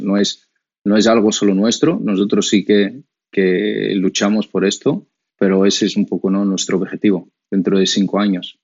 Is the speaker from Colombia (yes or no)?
no; Brazil; Spanish is a second language; moved away as an adult; now in Spain; cuando llegué a España, yo soy de Brasil, en 2009